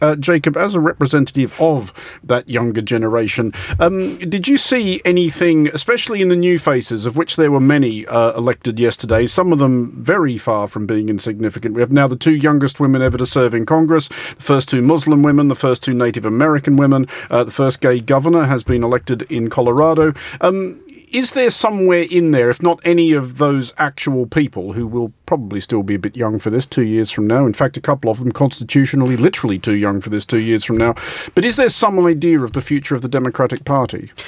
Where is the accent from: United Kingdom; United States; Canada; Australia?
Australia; as an Australian